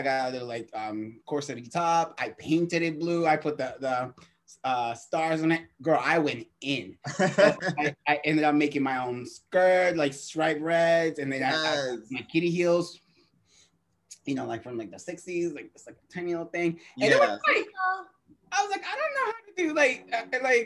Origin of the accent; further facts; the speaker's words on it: Boston, Massachusetts, United States; now in San Francisco, United States; I'm originally from Boston